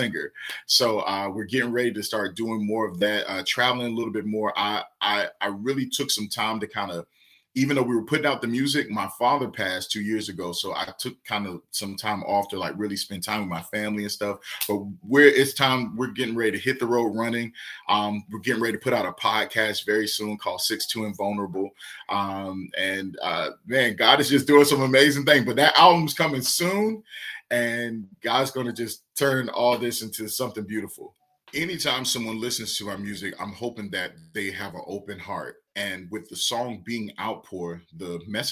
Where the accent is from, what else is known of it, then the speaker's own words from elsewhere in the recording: Savannah, Georgia, United States; I'm from Savannah, Georgia, and there was this street called Whitaker Street where the pastor I grew up under